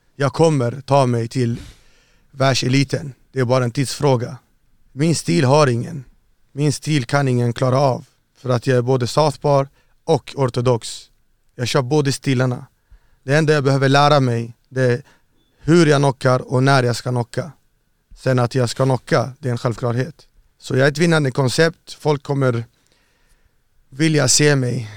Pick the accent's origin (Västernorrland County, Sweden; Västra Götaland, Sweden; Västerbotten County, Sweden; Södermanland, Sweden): Västernorrland County, Sweden; Örnsköldsvik; also born or lived in Iraq / Saudi Arabia; jag växte upp i Övik, uppe i Norrland, Örnsköldsvik.